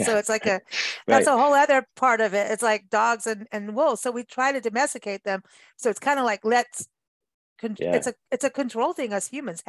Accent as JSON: {"language": "English", "country": "Kenya", "tie": "born or raised there", "also_born_or_lived": "South Africa", "said": "I grew up in Africa, so yeah. Out in the bush in Kenya and South Africa, and my best nights were listening to hyenas and jackals."}